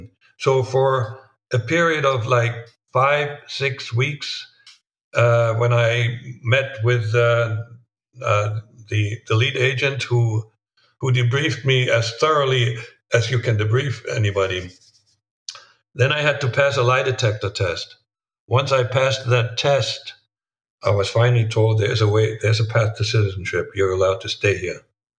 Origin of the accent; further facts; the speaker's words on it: Germany; moved away as an adult; now in United States; They only knew that I was born in Germany.